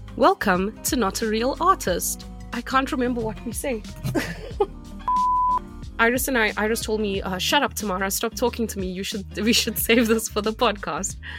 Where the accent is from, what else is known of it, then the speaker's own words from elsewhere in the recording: South Africa; moved away; I'm from South Africa